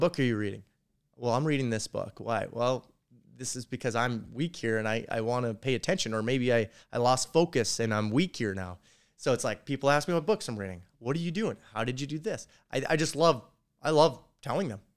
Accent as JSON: {"language": "English", "region": "North Dakota", "country": "United States", "said": "I'm from North Dakota."}